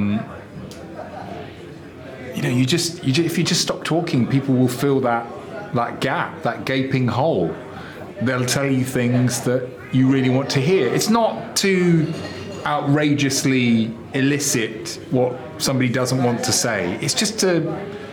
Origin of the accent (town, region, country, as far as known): England, United Kingdom